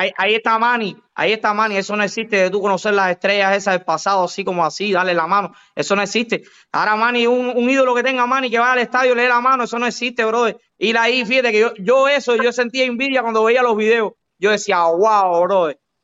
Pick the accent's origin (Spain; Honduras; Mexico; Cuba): Cuba; moved away; El cubano